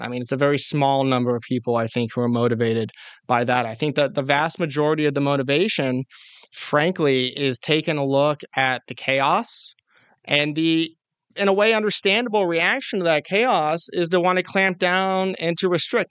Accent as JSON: {"language": "English", "region": "California", "country": "United States", "tie": "born or raised there", "said": "my home state of California"}